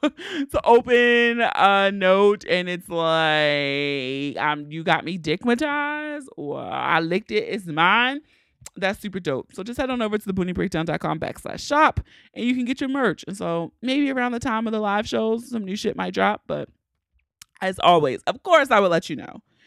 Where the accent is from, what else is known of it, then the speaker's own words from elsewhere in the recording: Baltimore, Maryland, United States; I gotta take care of my hometown first